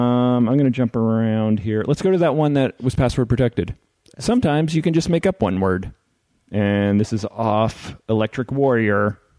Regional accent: New Jersey, United States; I'm from Jersey

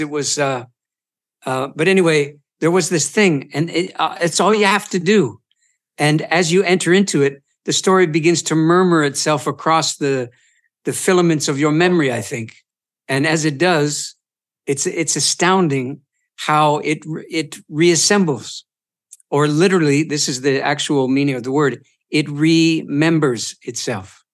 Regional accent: Eastern Ontario, Canada; moved away; also born or lived in Boston; Eastern Ont, Ontario, uh, around the Great Lakes Basin

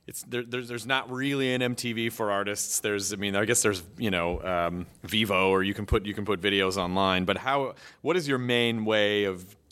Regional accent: Memphis, Tennessee, United States; I'm from Memphis, yeah. So I know

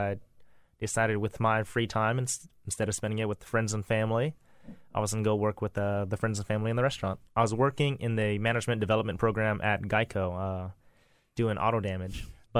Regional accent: Louisiana, United States; also born or lived in Texas / Hawaii / Seattle / California; I kind of grew up everywhere. A military kid, born in Texas, lived in Hawaii, Seattle, California. But I spent a lot of my time in Louisiana, and then I moved from Louisiana up to D.C.

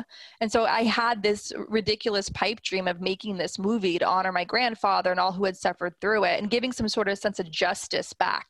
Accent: California, United States; as a little girl, as a Ukrainian-American growing up in California

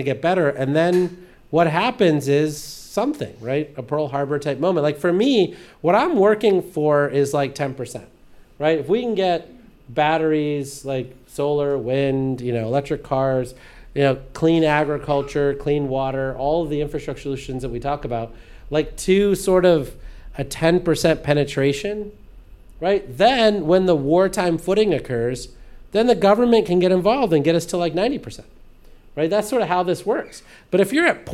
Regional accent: India; now in United States; the village I grew up in, or that I was born in India

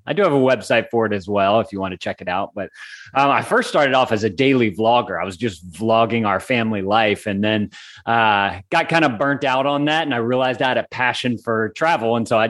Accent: Lafayette, Louisiana, United States; I am. I was born and raised in Lafayette.

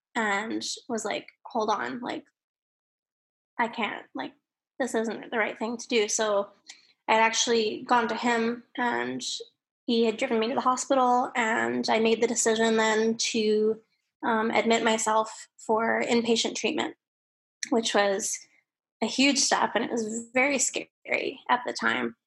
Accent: Calgary, Alberta, Canada; now in British Columbia, Canada; I was born in Calgary, Alberta

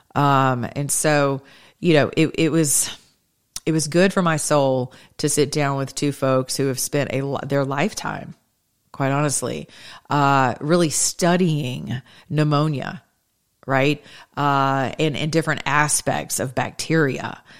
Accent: United States; I'm American

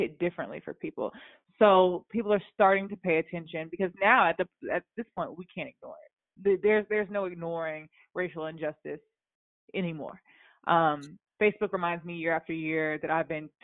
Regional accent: the South, United States; I'm from the South

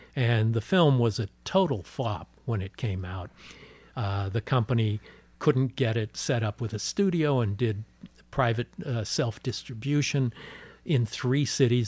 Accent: Los Angeles, California, United States; I'm born and raised in Los Angeles

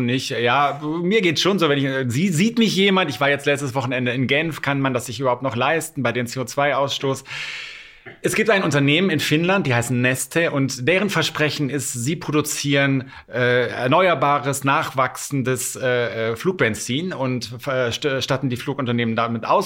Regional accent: Rhineland, Germany; ich aus dem Rheinland komme

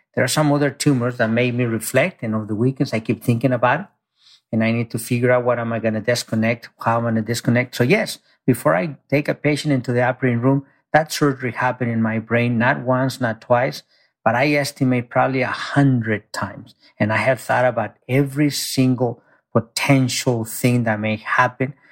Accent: Mexico; now in United States; I grew up very poor in Mexico. I came to this country, you know, undocumented.

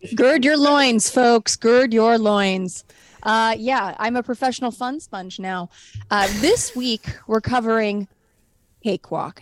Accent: San Fernando Valley, California, United States; I grew up in the San Fernando Valley

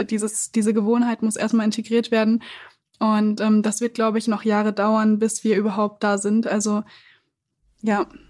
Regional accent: Siegen, North Rhine-Westphalia, Germany; now in Berlin, Germany; ich bin in Siegen aufgewachsen, eine Großstadt ungefähr 100.000 Einwohner

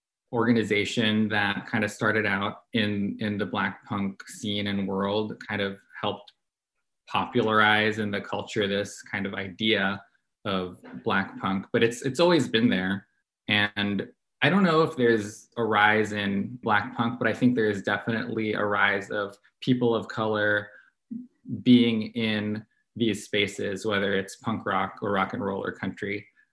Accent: San Francisco, California, United States; now in Atlanta, United States; No, what drew me to this scene was I moved to Atlanta from San Francisco.

